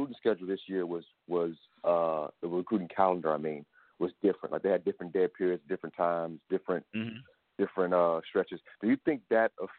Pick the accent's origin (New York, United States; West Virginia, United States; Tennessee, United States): Tennessee, United States; Nashville; moved away; I'm from Nashville originally